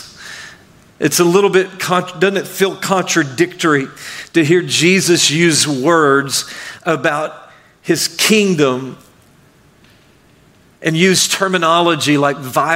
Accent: Arkansas, United States; also born or lived in Mississippi / Michigan; now in Florida, United States; I grew up in Arkansas, and I lived in Mississippi, and then I lived in Michigan for a while, and I've been in Florida for a long while now.

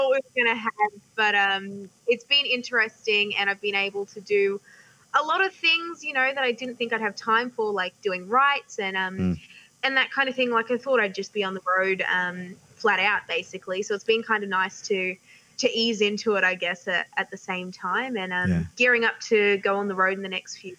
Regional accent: Townsville, Queensland, Australia; Yeah, look, it's a lot warmer living up in Townsville. it's really great. It's a great part of the world. Definitely holds a special spot for me

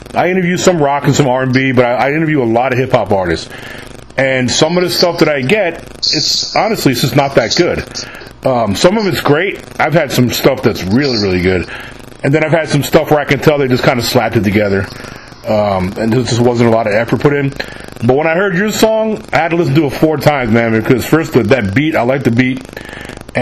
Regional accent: New York, United States; moved away; I'm actually from New York originally

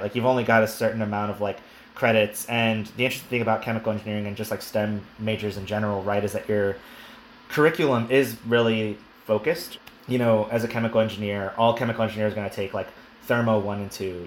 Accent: El Paso, Texas, United States; moved away as an adult; also born or lived in St. Louis; I'm from El Paso, Texas. As I mentioned previously, uh, so I am from the desert

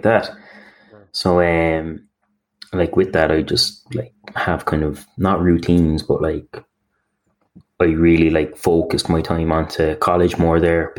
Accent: Cork, Munster, Ireland; I'm from Cork, Ireland.

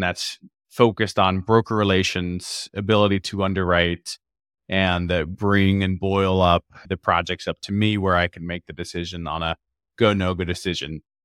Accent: Florida, United States; now in Seattle, United States; I grew up in Florida on the East Coast

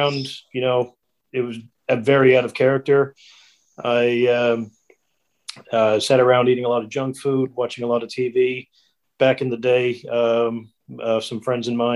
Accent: Corner Brook, Newfoundland and Labrador, Canada; also born or lived in Australia; now in New Zealand; I'm from a little town called Cornerbrook, Newfoundland in Canada.

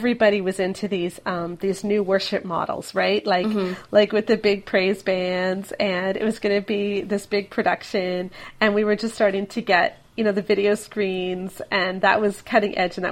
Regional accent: Canada; we're Canadian

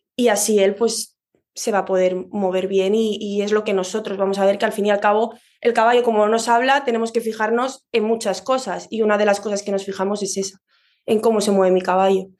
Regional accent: Madrid, Community of Madrid, Spain; yo soy de Madrid

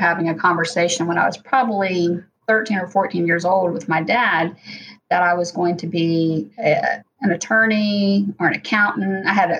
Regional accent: Hamilton, Ohio, United States; Well, I had a big family, lots of extended family. Both my parents had a lot of siblings, so I had many cousins, and there was always someone around.

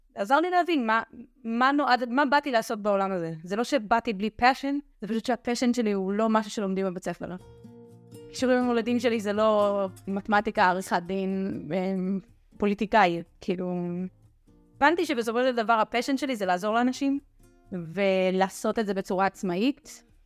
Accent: Shim'a, Judea and Samaria, Israel; רכזת נוער ביישוב שמעה, ביישוב שגדלתי בו

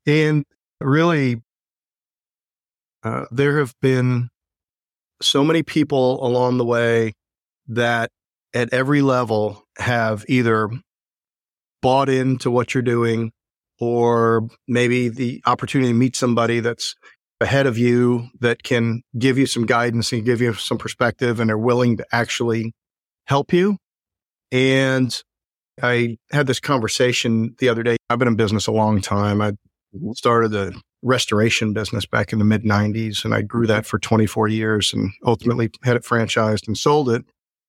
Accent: Chicago, Illinois, United States; I came out there from Chicago. So a little culture shock for everybody involved

